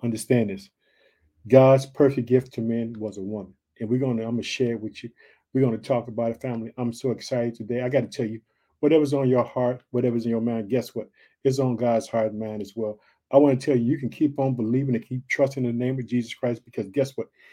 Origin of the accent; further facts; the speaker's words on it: Illinois, United States; also born or lived in Chicago; Illinois, which is my home state, but I live in the city of Chicago